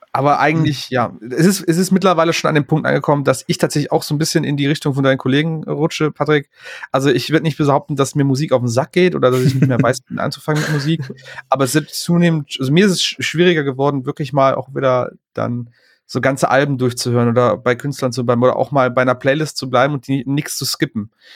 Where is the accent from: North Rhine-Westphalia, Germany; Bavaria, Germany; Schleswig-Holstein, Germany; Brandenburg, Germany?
North Rhine-Westphalia, Germany; Aachen; moved away; aus meiner Heimatstadt aus Aachen